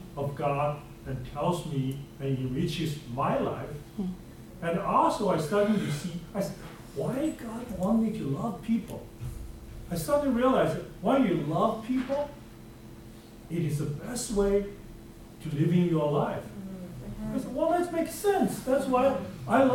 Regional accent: China; moved away as an adult; now in United States; I grew up in China

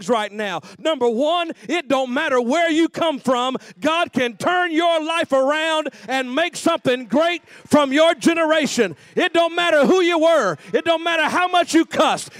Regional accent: North Carolina, United States; I'm from North Carolina, so we say the police

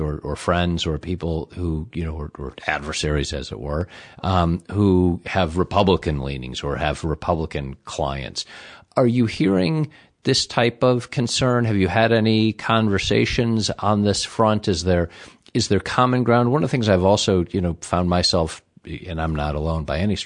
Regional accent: Midwest, United States; moved away; I'm from the Midwest originally

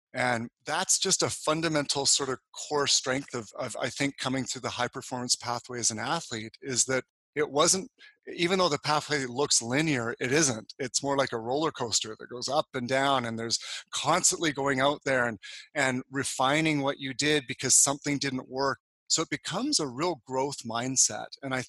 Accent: Calgary, Alberta, Canada; moved away; also born or lived in Sydney, Australia / Toronto / Montreal; I moved actually originally from Calgary in 1994 to Sydney, Australia. Then I moved back to Canada to be part of the Canadian or International Olympic Committee commissions.

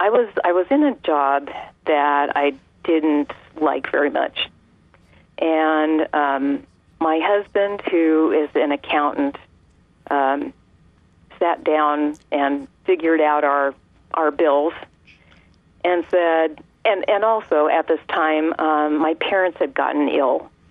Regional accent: California, United States; I was born and raised in California.

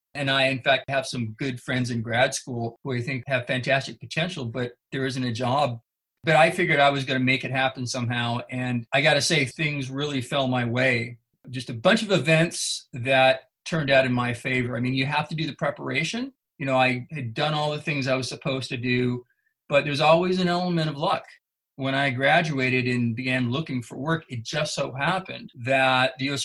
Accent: Northern California, United States; I grew up in Northern California.

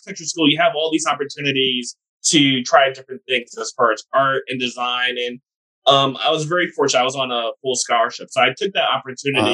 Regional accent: New Jersey, United States; moved away as an adult; also born or lived in Texas / Houston, Texas / North Carolina; now in Raleigh, United States; I grew up in New Jersey.

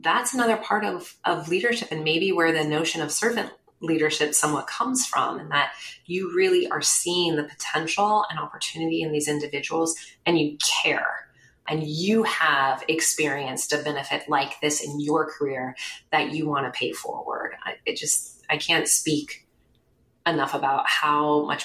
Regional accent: Bay Area, California, United States; I grew up in the Bay Area

